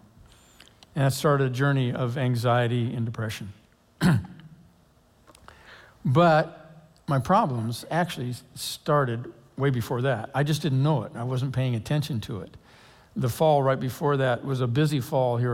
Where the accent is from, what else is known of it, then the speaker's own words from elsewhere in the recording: Lake Oswego, Oregon, United States; I grew up in Lake Oswego. I graduated from high school there, went on to Oregon State